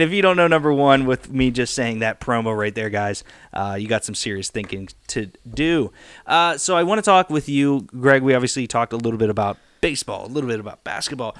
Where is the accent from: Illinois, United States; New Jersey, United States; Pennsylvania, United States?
Pennsylvania, United States; Pittsburgh; I'm from Pittsburgh